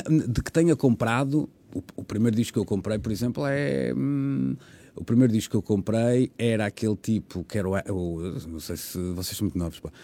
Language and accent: Portuguese; Porto, Norte, Portugal; moved away as an adult; also born or lived in Lisbon; Eu sou do Porto, trabalhava no Porto